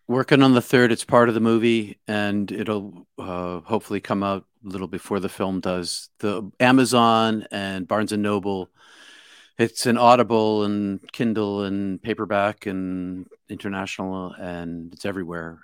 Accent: outside of Boston, Massachusetts, United States; I'm from Bos-, outside of Boston

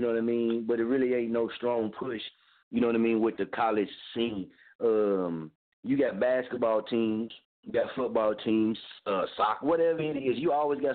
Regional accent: Muskogee, Oklahoma, United States; my hometown, Muskogee

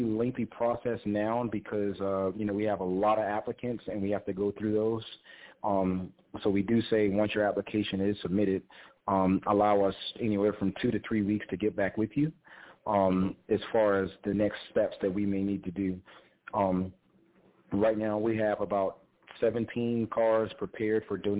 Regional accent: Awendaw, South Carolina, United States; my hometown, Awendaw

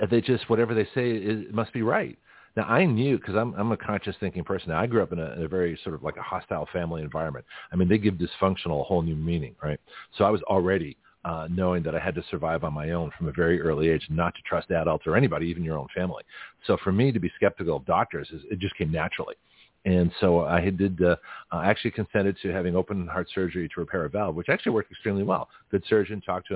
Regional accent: Lexington, Massachusetts, United States; moved away; I grew up in New England, in Lexington, Massachusetts.

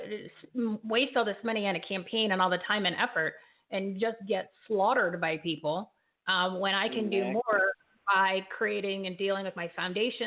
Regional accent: United States; we, as the American people

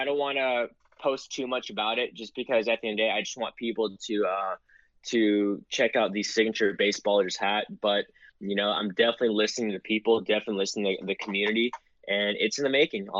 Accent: United States; I'm American, I'm a Filipino American, and I'm very proud of it.

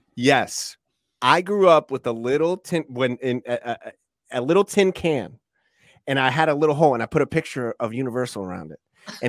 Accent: Iowa, United States; We're from Iowa, and we want to go.

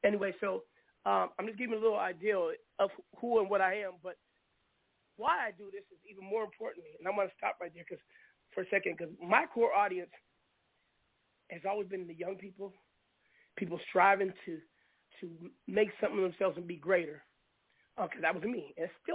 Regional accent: Seattle, Washington, United States; I grew up in the Leschi district of Seattle around a whole bunch of rich Hasidic Jews

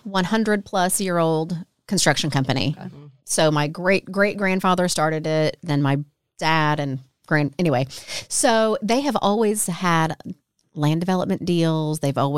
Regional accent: Southern Illinois, United States; moved away as an adult; now in Nashville, United States; I'm from Illinois originally. Okay. Yeah, yeah. Born and raised in Southern Illinois. And then, like I said, I moved down here out of college

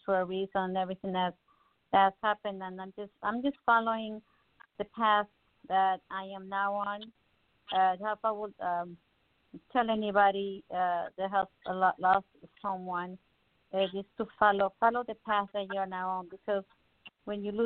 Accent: Mexico City, Mexico; moved away; I can teach you Spanish. I'm from Mexico City.

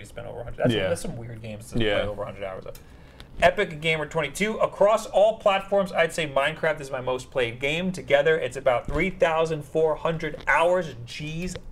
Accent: New York, United States; we're from New York

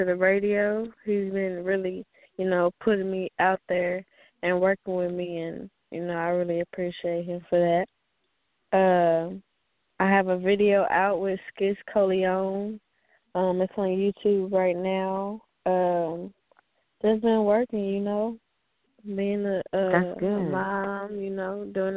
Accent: Fort Worth, Texas, United States; I'm from Fort Worth.

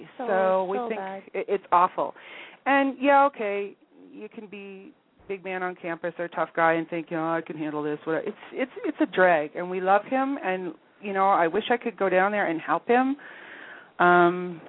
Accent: United States; now in Canada; I'm still an American citizen

